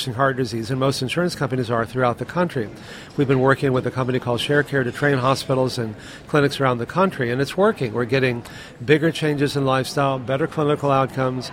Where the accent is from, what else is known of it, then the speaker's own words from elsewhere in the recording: Texas, United States; I grew up in Texas eating meat all the time